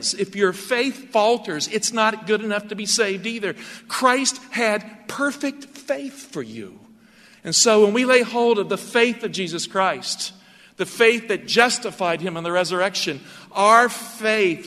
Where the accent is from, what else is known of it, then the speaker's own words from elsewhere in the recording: Galax, Virginia, United States; In my hometown of Galax, Virginia